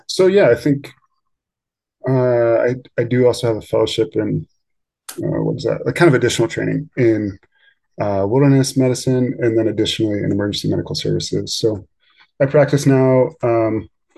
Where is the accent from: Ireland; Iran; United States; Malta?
United States; Pennsylvania; moved away as an adult; now in Idaho, United States; I grew up in Pennsylvania